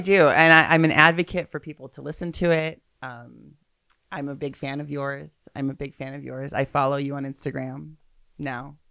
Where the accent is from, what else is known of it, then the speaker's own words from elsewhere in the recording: Santa Barbara, California, United States; also born or lived in Culver City, California; now in Los Angeles, United States; I, I was raised in Santa Barbara. I was born here.